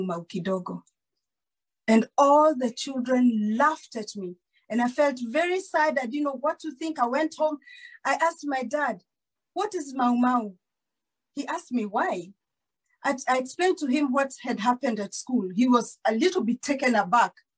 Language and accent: English; Kakamega, Kakamega County, Kenya; also born or lived in Kijabe, Kiambu, Kenya; I was born in Kiambu, in Kijabe. And when I was six years old, we moved to Kakamega